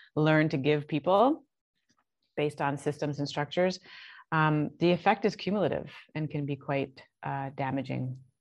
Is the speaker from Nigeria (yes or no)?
no; Canada; moved away as an adult; also born or lived in Toronto; now in Barbados; I'm Canadian. I'm in I'm in Barbados